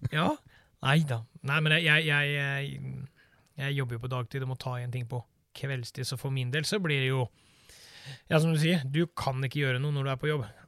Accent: Birkeland, Agder, Norway; moved away; Jeg vokste opp nede på Sørlandet, en eh, liten plass som heter Birkeland

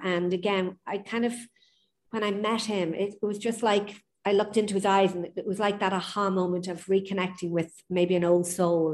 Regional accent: Lucan, Leinster, Ireland; also born or lived in New York, United States; now in Ibiza, Spain; just outside Dublin, Lucan, eight miles west of Dublin. Uh, grew up there, born in the late 60s.

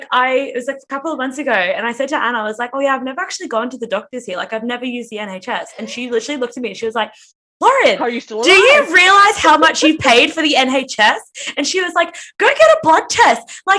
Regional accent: Brisbane, Queensland, Australia; now in London, United Kingdom; we're from Brisbane, we're the third largest city in Australia

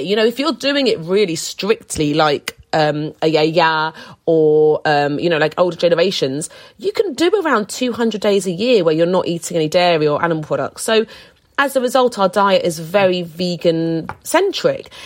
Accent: London, United Kingdom; I grew up more central in London

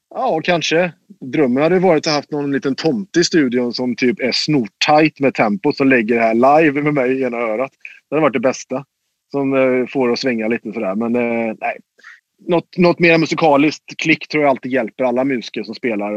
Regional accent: Mariestad, Västra Götaland, Sweden; i Mariestad, där jag kommer ifrån

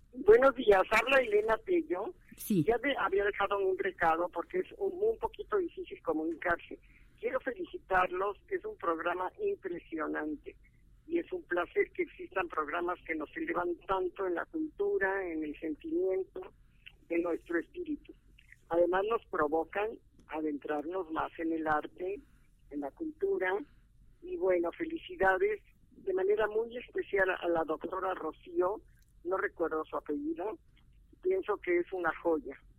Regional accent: Orizaba, Veracruz, Mexico; soy oriundo de Orizaba, Veracruz

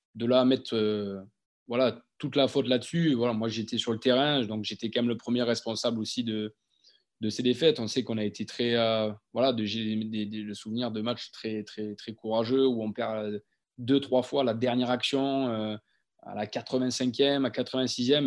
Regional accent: Monflanquin, Nouvelle-Aquitaine, France; moved away as an adult; also born or lived in Talence / Toulon; je viens du village de, de Montflanquin, dans, le Lot-et-Garonne.

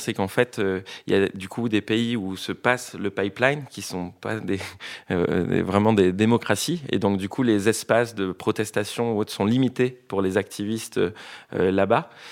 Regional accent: French Polynesia; je viens de Tahiti

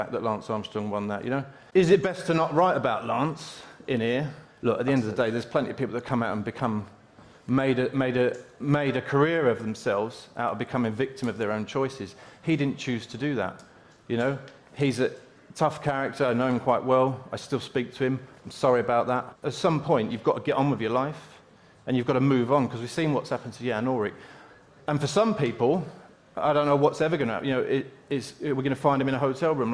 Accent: London, United Kingdom; I'm an inner-city London boy, 13 years of age, growing up in London

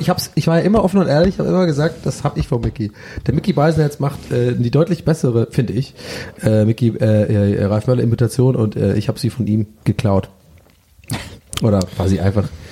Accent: Cologne, North Rhine-Westphalia, Germany; Ich bin Kölner, ich komme aus Köln

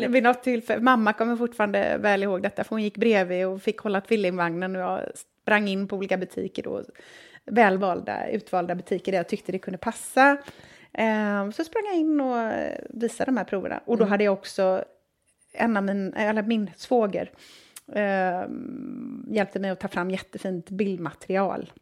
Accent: Gothenburg, Västra Götaland, Sweden; Uppvuxen i söder om Göteborg.

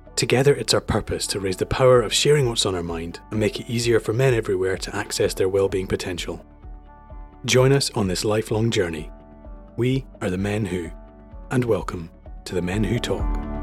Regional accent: Edinburgh, Scotland, United Kingdom; moved away as an adult; also born or lived in London; I'm from Edinburgh. I lived for London in ten years

